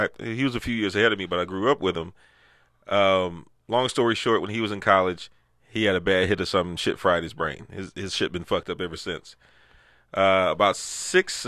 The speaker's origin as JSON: {"language": "English", "country": "United States", "tie": "born or raised there", "said": "growing up in Sunnyside"}